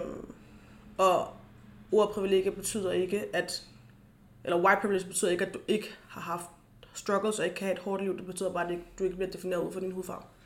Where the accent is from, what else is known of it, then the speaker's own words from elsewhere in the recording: Denmark; jeg er født i Danmark, men jeg, er, jeg har rødder i Gambia